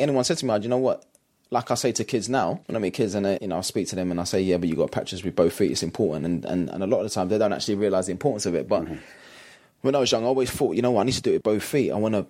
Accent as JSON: {"language": "English", "region": "London", "country": "United Kingdom", "tie": "born or raised there", "said": "It was tough because obviously I grew up in East London, working class background."}